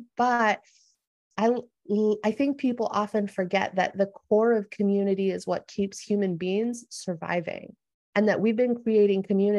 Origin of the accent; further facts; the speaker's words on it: United States; moved away as an adult; also born or lived in San Diego; my own culture growing up in the United States